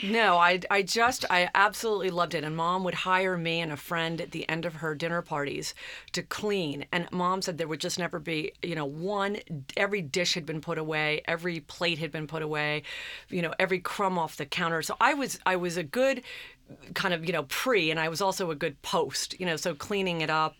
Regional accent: Long Island, New York, United States; growing up on Long Island, I was always influenced

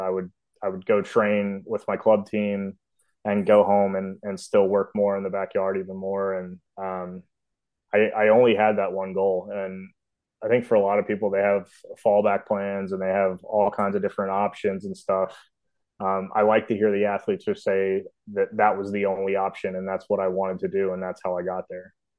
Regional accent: Memphis, Tennessee, United States; I am from Memphis, Tennessee. Um, I was lucky to grow up in a cove with a bunch of kids my age

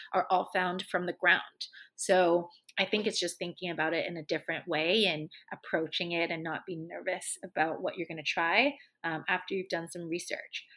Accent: Hong Kong; moved away; I grew up in Asia, so I grew up in Hong Kong

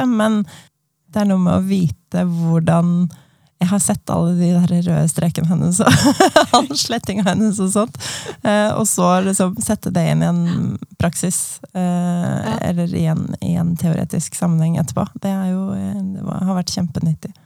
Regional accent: Asker, Akershus, Norway; Jeg er en tobarnsmor fra Asker

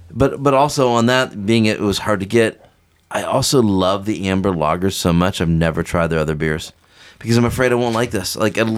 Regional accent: Ohio, United States; moved away as an adult; also born or lived in Washington, D.C.; I grew up in Ohio.

